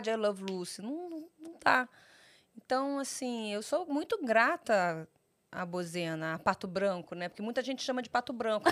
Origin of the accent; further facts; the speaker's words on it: Rio de Janeiro, Brazil; also born or lived in Sorocaba; eu fui criada no Rio de Janeiro. Eu, falo que eu sou carioca com baldeação.